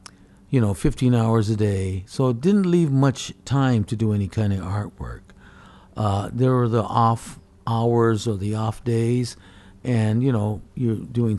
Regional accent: Toyota, Aichi, Japan; also born or lived in Alaska; International Center in Nagoya, and they always had the shows there, so I always participated in that. And then my hometown of Toyota, where they world headquarters for the car, they had their city shows, and I always show there.

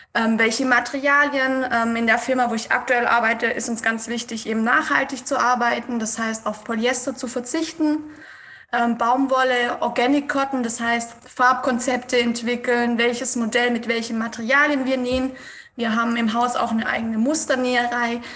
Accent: Swabia, Germany; ich komme aus dem Schwabenland

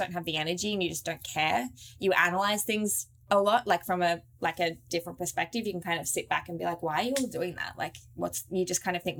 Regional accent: Australia; we're so blessed to have grown up there

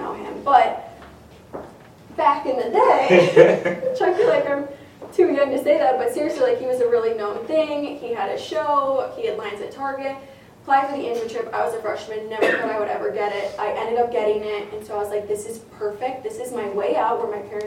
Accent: Cedarburg, Wisconsin, United States; also born or lived in La Crosse; I grew up in Cedarburg, so I'm local to the Milwaukee area

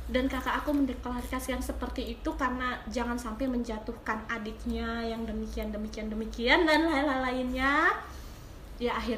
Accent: Aceh, Indonesia; tinggi sih kalau segitu sih standar ya kalau kita orang Aceh

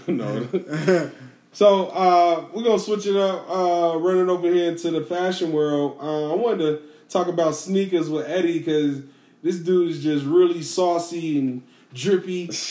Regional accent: Chicago, Illinois, United States; I'm from Chicago, man.

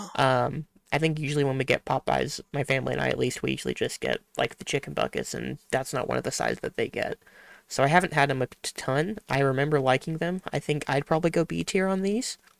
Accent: Midwest, United States; I am from the Midwest

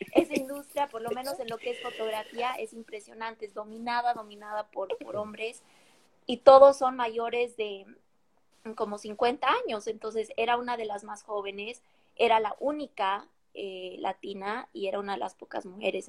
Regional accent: La Paz, Bolivia; moved away as an adult; now in Seattle, United States; nací, crecí en La Paz, Bolivia. Crecí toda mi vida ahí hasta como hace unos seis años o siete que me mudé acá a Estados Unidos

